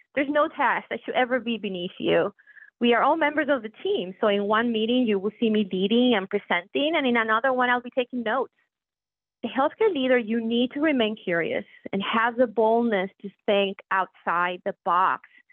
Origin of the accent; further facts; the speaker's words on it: Puerto Rico; moved away as an adult; now in Pittsburgh, United States; when people ask me where my accent comes from, I proudly share with them that I was born and raised in Puerto Rico.